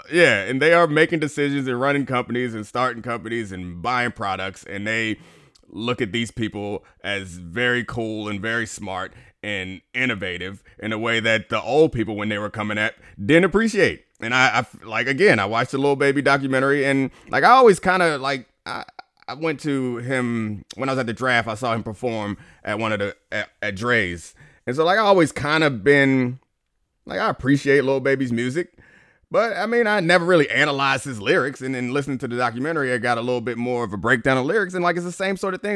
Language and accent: English; Baltimore, Maryland, United States; I grew up in Baltimore, so, like, club music was a thing.